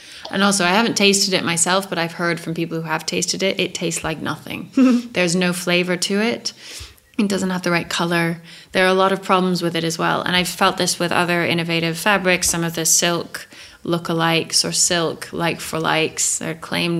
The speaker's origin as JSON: {"language": "English", "town": "Santa Fe", "region": "New Mexico", "country": "United States", "tie": "born or raised there", "moved": "yes", "said": "Santa Fe is pretty hippie. It's very, we moved there when I was 9"}